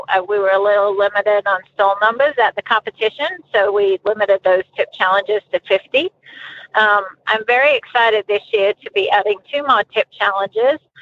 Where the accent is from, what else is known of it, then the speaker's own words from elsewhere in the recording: Australia; moved away as an adult; also born or lived in Colorado; now in United States; growing up in Australia. And we did everything in the world with horses.